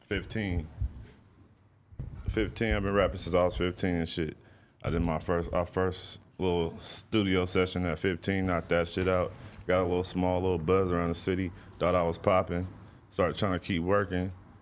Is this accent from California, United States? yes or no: yes; Sacramento, California, United States; I'm from the east side of Sacramento, and I'm from Lincoln Village, and on the east side.